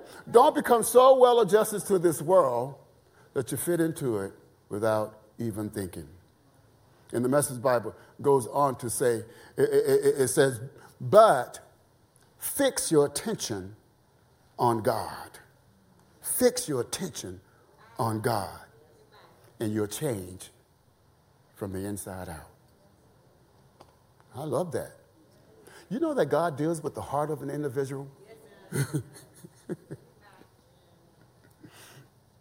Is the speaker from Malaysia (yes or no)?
no; the South, United States; I was raised in the South.